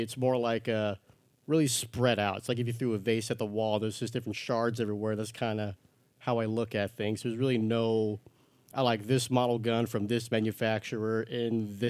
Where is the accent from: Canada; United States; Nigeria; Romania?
United States; New Mexico; I still have people who miss the new part of New Mexico, and they think I say I'm from Mexico, and they're like, oh, how are you here?